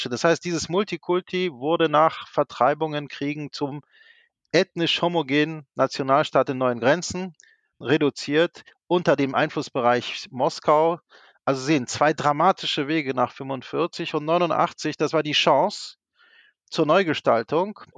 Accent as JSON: {"language": "German", "country": "Poland", "tie": "born or raised there", "also_born_or_lived": "Iraq / Berlin, Germany", "said": "Meine Mutter ist Polin, mein Vater Iraker. Ich habe ja die prägendsten äh, Lebensjahre im kommunistischen Polen, im Irak unter der Diktatur Saddam Husseins und in Westberlin äh, erlebt."}